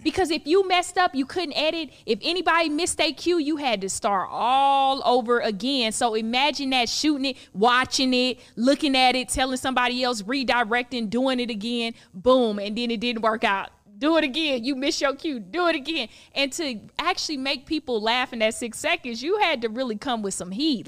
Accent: Palm Beach County, South Florida, United States; moved away as an adult; now in Los Angeles, United States; I'm from Palm Beach County

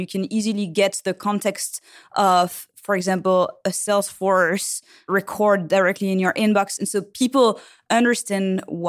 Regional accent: Île-de-France, France; Well, so I grew up in France in the suburb of Paris.

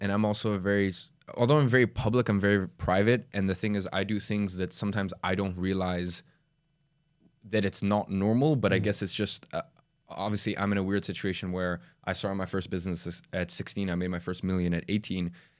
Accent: Dagestan, Russia; born there; I was born in Dagestan in Russia.

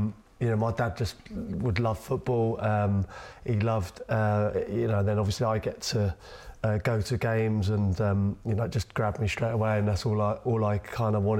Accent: London, United Kingdom; I grew up in West London

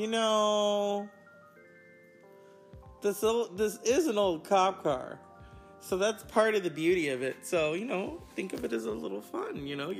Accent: West Coast, United States; I'm from the West Coast because we have freeways.

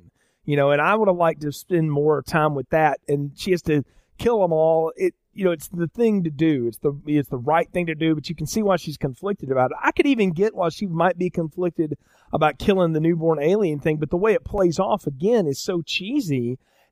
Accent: the South, United States; I'm from the South

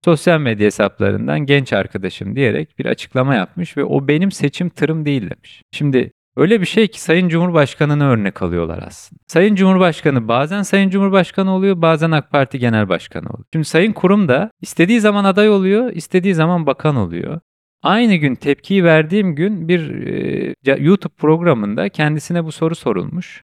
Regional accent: Kahramanmaraş, Turkey; now in Istanbul, Turkey; Ben Kahramanmaraşlıyım. Kahramanmaraş'ta depremi yaşamış bir vatandaşım.

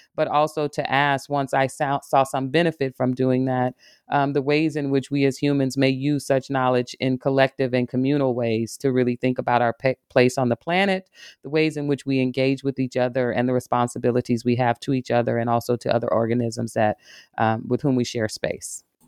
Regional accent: Arkansas, United States; now in Michigan, United States; I'm a, a woman from the South. I grew up in Arkansas, spending a lot of time in nature

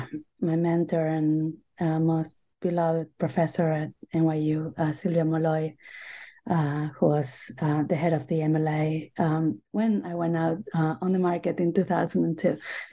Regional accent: Buenos Aires, Argentina; English is a second language; now in United States; I grew up in Buenos Aires, Argentina. I have been in the U.S. for most of my life now. I came to study English for a few months, and I kept renewing my stay.

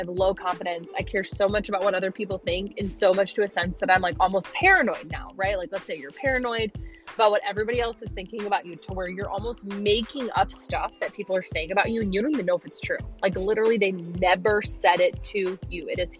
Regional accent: Illinois, United States; now in Nashville, United States; I am formerly from Illinois as of May. So like 6 months ago, I moved to Nashville. That is why I sound like I'm from Minnesota.

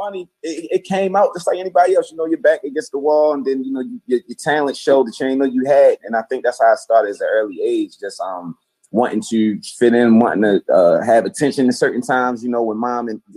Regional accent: Baltimore, Maryland, United States; I'm from Baltimore, Maryland. East Baltimore, to be exact, and just a child of Baltimore City

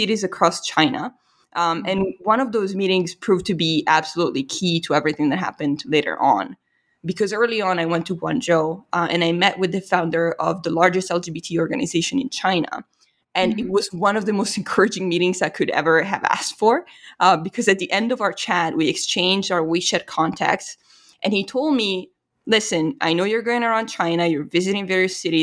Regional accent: Italy; now in United States; I was from Italy, there was just this immediate cultural recognition

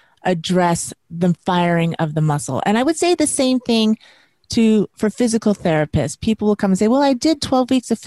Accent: Las Vegas, Nevada, United States; moved away as an adult; also born or lived in New York City; I grew up in Las Vegas. I was born in Las Vegas, Nevada, and I was raised there.

